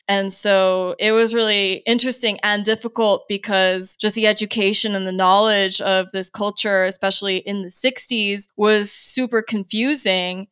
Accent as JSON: {"language": "English", "town": "San Antonio", "region": "Texas", "country": "United States", "tie": "born or raised there", "also_born_or_lived": "Andrews Air Force Base, Maryland", "moved": "as an adult", "said": "we moved there when I was five, and I basically stayed there until I headed out to college."}